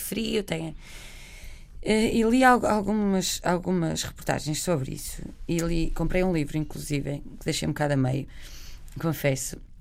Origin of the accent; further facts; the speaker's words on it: Barcelos, Norte, Portugal; moved away; Nós somos de Barcelos, a minha mãe trabalhava muito perto de Famalicão